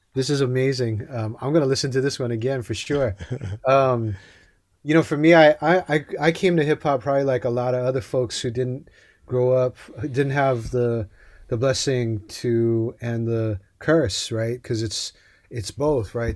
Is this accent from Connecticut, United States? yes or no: no; Hawaii, United States; I grew up in Hawaii